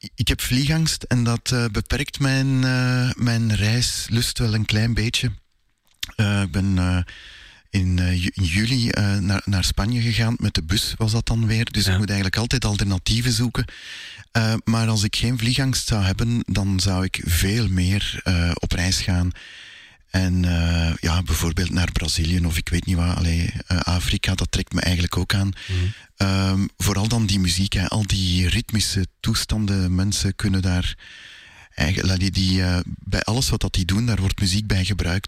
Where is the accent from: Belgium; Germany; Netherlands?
Belgium; Sint-Genesius-Rode, Flanders; also born or lived in Brussels; Ik eh, ben in Brussel geboren en ik heb eigenlijk altijd in Sint-Genesius-Rode gewoond.